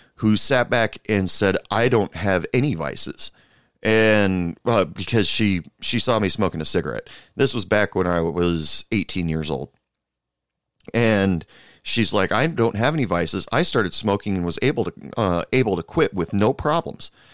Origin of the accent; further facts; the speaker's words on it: United States; my home country, United States.